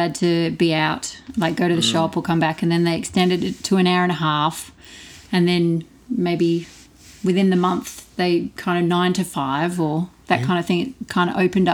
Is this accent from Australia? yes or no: yes; Perth, Western Australia, Australia; moved away as an adult; We're from Perth, Western Australia